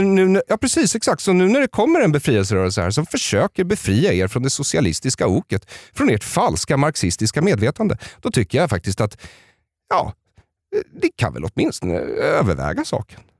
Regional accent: Solna, Stockholm County, Sweden; jag växte upp i Bergshamra utanför Stockholm

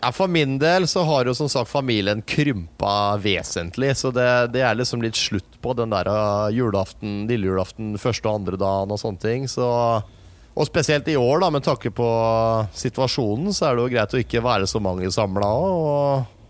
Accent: Norway; Vi er nordmenn som snakker engelsk

